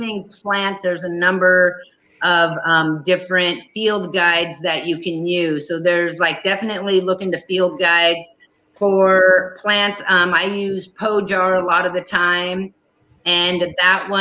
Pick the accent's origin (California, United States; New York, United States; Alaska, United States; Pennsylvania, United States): Alaska, United States; Prince of Wales Island; moved away as an adult; also born or lived in Saxman, Alaska; I grew up in the Haida village with the Kaigani people on Prince of Wales Island